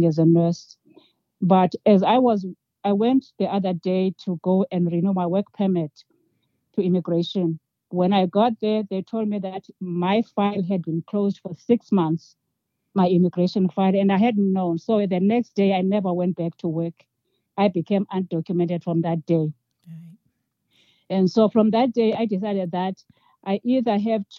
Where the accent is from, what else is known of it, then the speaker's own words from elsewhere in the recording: South Africa; moved away as an adult; now in Albuquerque, United States; So I was born in South Africa and educated in South Africa and obtained a diploma in nursing